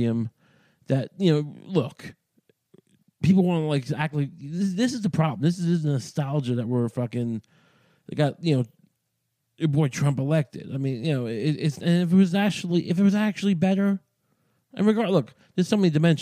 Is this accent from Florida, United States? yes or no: no; Deer Park, New York, United States; I'm from Deer Park.